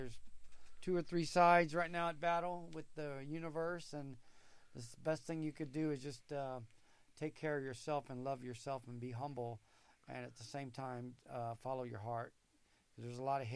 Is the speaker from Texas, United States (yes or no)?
yes; Austin, Texas, United States; I was born here in 1961. There was no hike and bike trail. I used to walk to Camel's Hole, and you just go through the trails. And, I mean, Austin has changed so much. You know, Austin is not what it used to be when I was a kid.